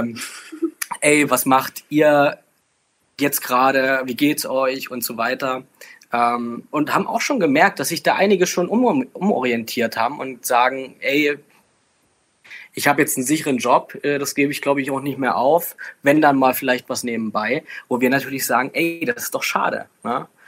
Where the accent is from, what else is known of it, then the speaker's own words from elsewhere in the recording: Bautzen, Saxony, Germany; ich bin ja äh, bekanntlich aus der Bautzner Region